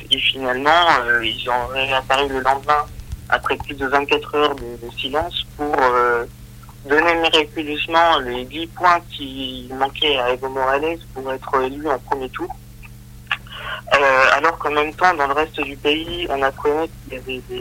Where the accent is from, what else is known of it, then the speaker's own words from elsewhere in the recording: Bolivia; moved away; nous sommes beaucoup de Boliviens à l'étranger